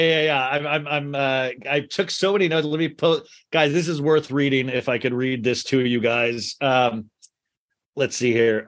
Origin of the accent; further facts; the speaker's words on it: Kansas, United States; moved away; also born or lived in Arizona; I'm from Kansas, moved to Arizona